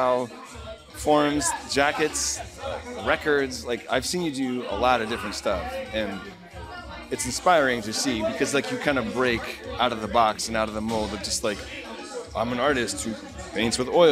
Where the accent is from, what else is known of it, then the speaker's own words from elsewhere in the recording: New Orleans, Louisiana, United States; also born or lived in Northern California; I'm from New Orleans and I'm a big New Orleans Saints fan